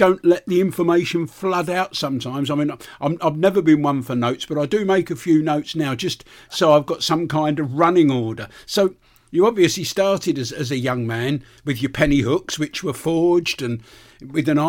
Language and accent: English; London, United Kingdom; I come from North London